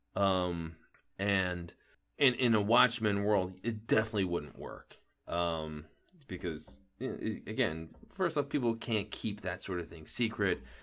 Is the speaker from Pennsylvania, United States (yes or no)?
yes; outside of Philadelphia, Pennsylvania, United States; I grew up outside of Philly